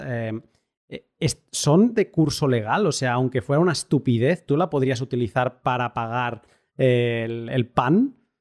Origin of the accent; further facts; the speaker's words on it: Catalonia, Spain; yo como buen catalán que soy